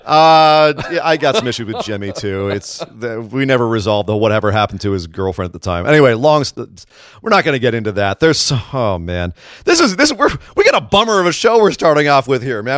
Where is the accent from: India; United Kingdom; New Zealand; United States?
United Kingdom; Scotland; I'm also Scottish.